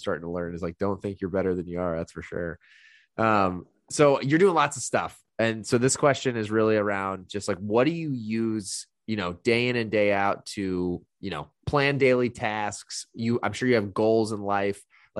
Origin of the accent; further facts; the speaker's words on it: Indiana, United States; which I came from Indiana, $250 for, I didn't even know they had gyms for that much when I moved here.